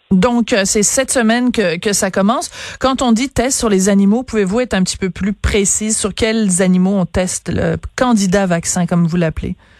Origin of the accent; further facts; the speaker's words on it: Quebec, Canada; chez nous au Québec